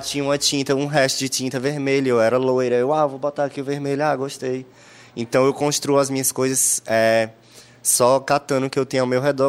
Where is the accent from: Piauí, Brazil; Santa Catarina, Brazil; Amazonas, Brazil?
Piauí, Brazil; Teresina; eu nasci em Teresina